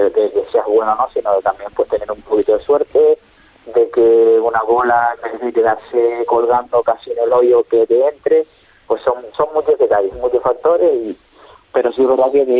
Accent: Canary Islands, Spain; competir y llegar al primer equipo del Tenerife, que era el equipo de, mi tierra.

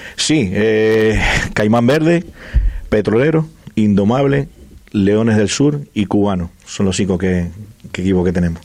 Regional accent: Venezuela; now in Fuerteventura, Spain; son somos de Venezuela

